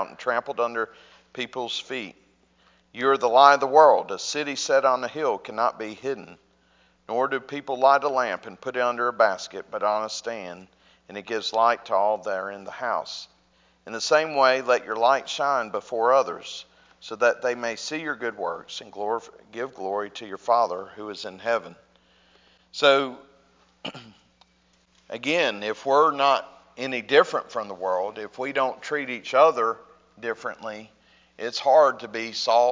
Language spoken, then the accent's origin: English; North Alabama, United States; I grew up in North Alabama, and I would say it's not too much different here.